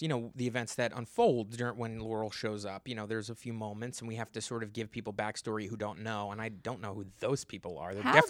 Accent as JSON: {"language": "English", "country": "United Kingdom", "said": "I'm British."}